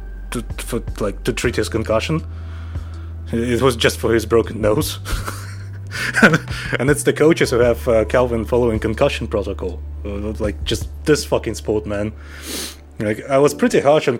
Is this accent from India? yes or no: no; Russia; I'm from Russia.